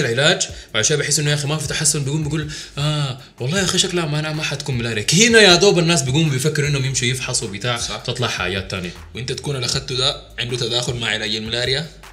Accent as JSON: {"language": "Arabic", "country": "Sudan", "said": "نحن ناس سودانيين"}